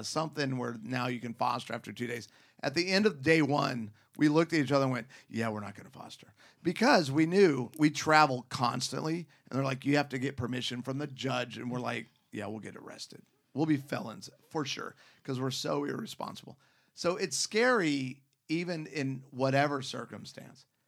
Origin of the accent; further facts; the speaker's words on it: Scottsdale, Arizona, United States; I grew up in Scottsdale, Phoenix